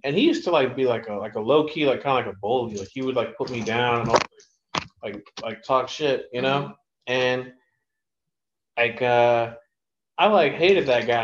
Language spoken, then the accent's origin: English; Ohio, United States; now in New York, United States; growing up in Ohio